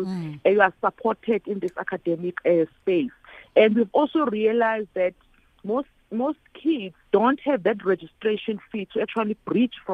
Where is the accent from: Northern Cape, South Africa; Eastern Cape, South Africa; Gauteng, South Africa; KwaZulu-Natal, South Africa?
KwaZulu-Natal, South Africa; Durban; I come from Emlazi Township